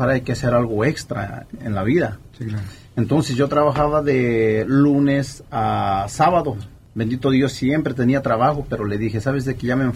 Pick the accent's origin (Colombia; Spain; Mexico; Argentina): Mexico; Toluca, State of Mexico; Yo de Toluca. De, Toluca. Estado de México.